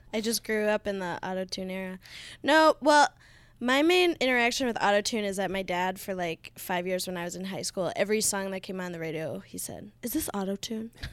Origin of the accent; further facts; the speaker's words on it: Duluth, Minnesota, United States; moved away as an adult; now in Guatemala City, Guatemala; I'm from Duluth, Minnesota